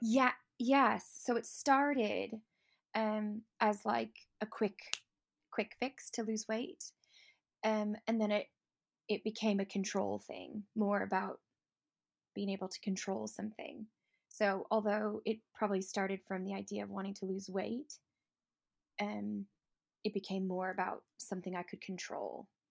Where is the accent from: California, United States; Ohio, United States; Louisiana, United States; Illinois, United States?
Illinois, United States; Chicago; moved away as an adult; now in Lake District, United Kingdom; I'm originally from Chicago, but I live in the Lake District and have been for the last sixteen years